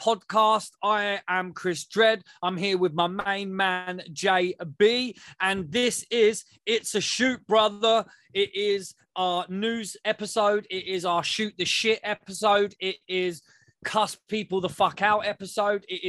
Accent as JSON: {"language": "English", "region": "England", "country": "United Kingdom", "said": "we're English"}